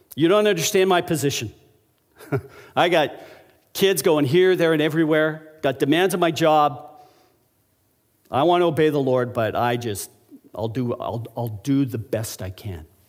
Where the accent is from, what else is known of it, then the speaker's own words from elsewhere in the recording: Alberta, Canada; when I was a young child, growing up in Alberta